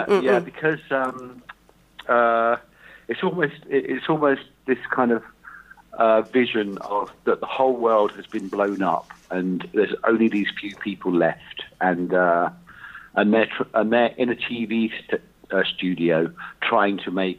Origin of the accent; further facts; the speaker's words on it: United Kingdom; I was born in Britain, the first of six children of my mum